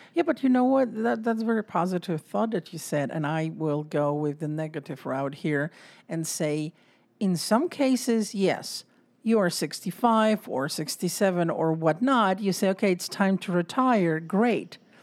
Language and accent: English; Poland; moved away; I'm from Poland